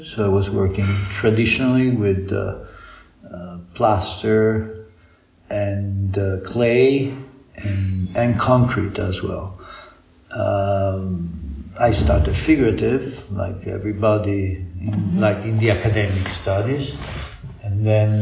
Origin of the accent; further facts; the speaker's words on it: Rome, Lazio, Italy; I was born in Rome from American mother and Italian father. So I did my regular high schools and things in Rome.